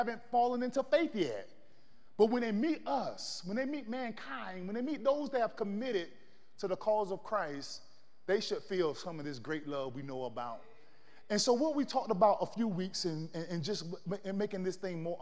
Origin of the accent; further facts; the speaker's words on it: Florida, United States; moved away; I grew up in the South. I'm from Florida